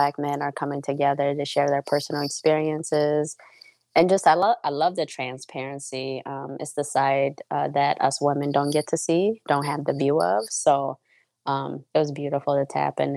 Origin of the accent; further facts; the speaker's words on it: Minnesota, United States; I am from Minnesota